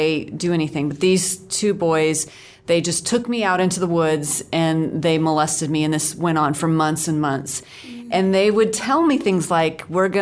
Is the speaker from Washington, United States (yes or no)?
yes; Seattle, Washington, United States; now in Dallas, United States; I grew up in the Seattle area, mm-hmm. so near Vancouver, so I'm almost Canadian